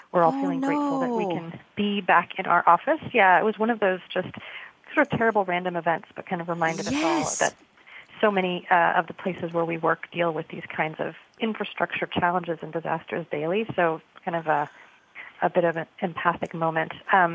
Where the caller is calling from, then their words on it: New York, United States; I'm calling from Acumen's office in New York, in Tribeca, and it's also rainy here.